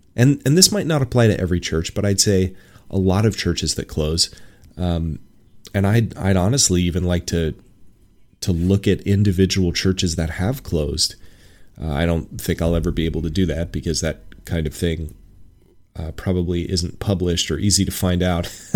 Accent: Washington, United States; moved away as an adult; I left my home in Washington State in smack dab in the middle of the pandemic

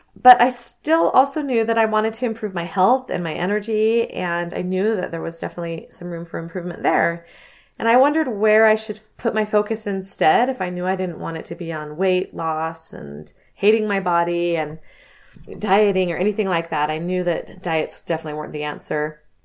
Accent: Southern California, United States; I grew up in Southern California

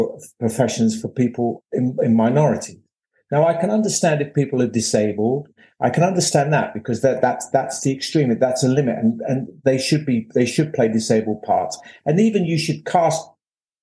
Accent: London, United Kingdom; I came from Bethnal Green

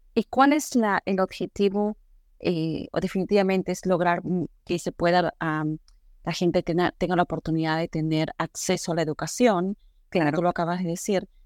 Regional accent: Peru; moved away; yo soy peruana

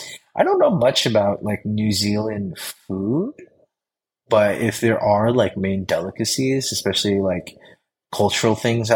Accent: Philippines; Like I'm Filipino. I love Hawaiian food. I love Filipino food.

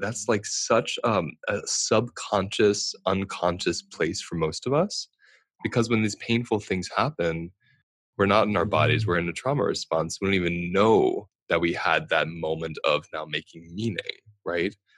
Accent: United States; I'm speaking as an American.

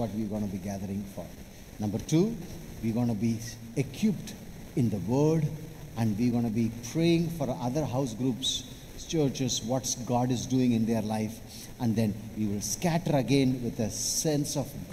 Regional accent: Chennai / Vellore, Tamil Nadu, India; I'm from Chennai

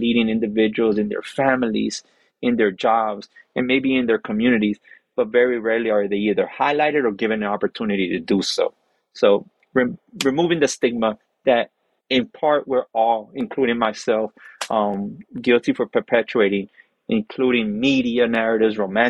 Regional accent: Miami, Florida, United States; I was born in Miami, but I grew up in prison.

